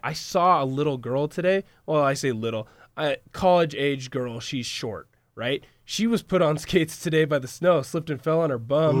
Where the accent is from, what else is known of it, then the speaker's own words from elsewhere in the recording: Washington, United States; We are all from the Pacific Northwest. We are all from Washington